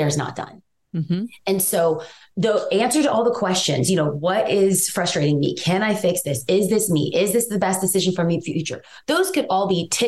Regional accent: Los Angeles, California, United States; I am from East

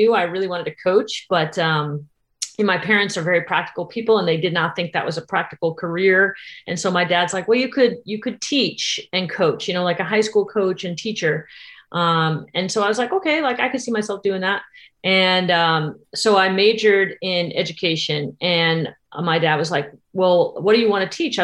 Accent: Tarpon Springs, Florida, United States; also born or lived in Massachusetts; when I moved to Florida, I was 10. I moved from Massachusetts, and very rural Massachusetts

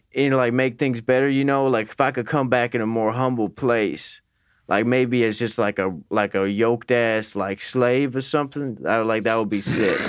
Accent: Wooster, Ohio, United States; I grew up in Worcester, Ohio

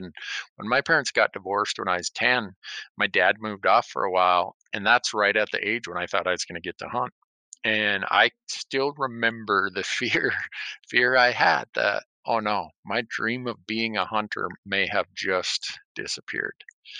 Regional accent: Honduras; I grew up in Honduras.

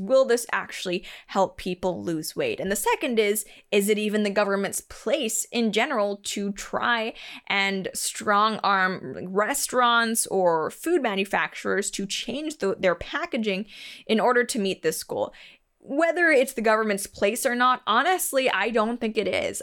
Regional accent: Canada; I'm Canadian

